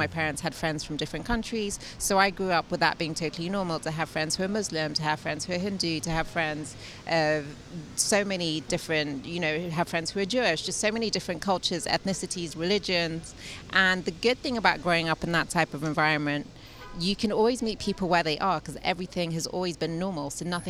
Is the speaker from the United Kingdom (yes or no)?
yes; London, United Kingdom; moved away as an adult; also born or lived in Lagos, Nigeria; now in San Francisco, United States; So I was born in Nigeria, in Lagos, and my family moved to London when I was about 4 or 5 years old. And we lived in London ever since then. And we always had a house in Nigeria